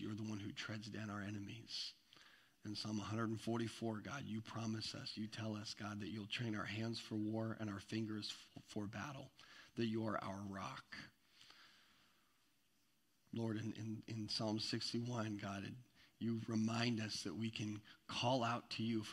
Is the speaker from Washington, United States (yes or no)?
yes; Eastern Washington, United States; moved away; I'm from Eastern Washington, where I spent a big chunk of my life is in Eastern Washington